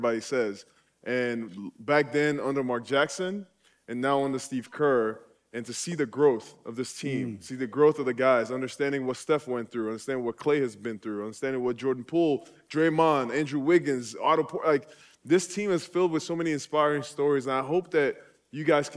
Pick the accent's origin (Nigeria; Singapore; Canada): Nigeria; now in United States; I was born and raised in Nigeria.